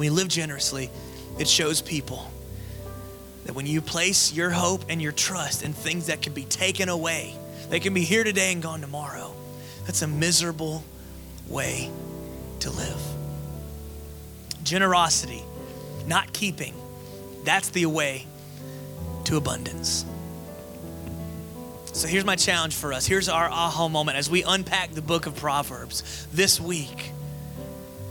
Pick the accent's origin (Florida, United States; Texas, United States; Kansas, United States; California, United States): Florida, United States; also born or lived in Las Vegas, United States; now in Georgia, United States; I grew up in Florida